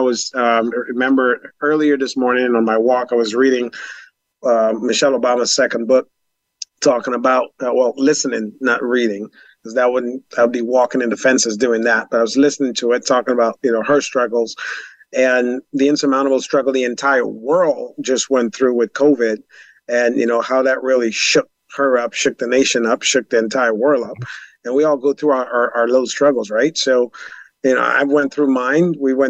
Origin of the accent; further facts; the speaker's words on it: Jonestown, Guyana; born there; that all started in Guyana, South America. I was born in Jonestown